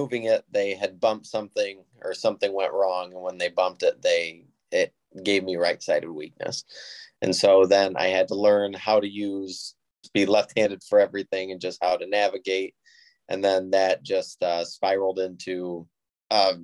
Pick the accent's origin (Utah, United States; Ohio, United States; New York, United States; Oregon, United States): Ohio, United States; Toledo; also born or lived in Sylvania, Ohio; I'm from the Toledo, Ohio area. I live in Sylvania